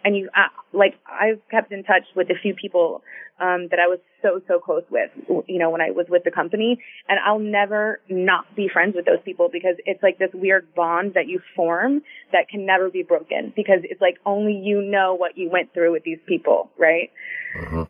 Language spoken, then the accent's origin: English; Houston, Texas, United States; moved away as an adult; also born or lived in Tampa, Florida; now in South Florida, United States; I'm from Houston. I had never lived anywhere else